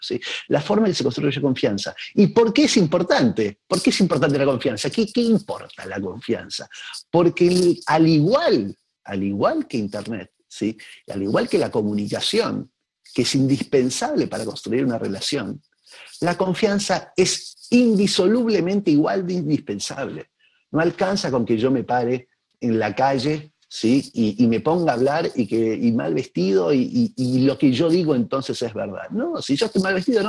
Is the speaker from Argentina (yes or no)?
yes; Argentina; en mi país